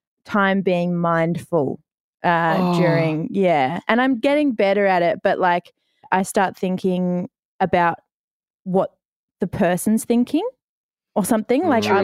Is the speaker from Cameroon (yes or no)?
no; Noosa, Queensland, Australia; also born or lived in Victoria; I was born in Victoria, moved to Noosa when I was 2.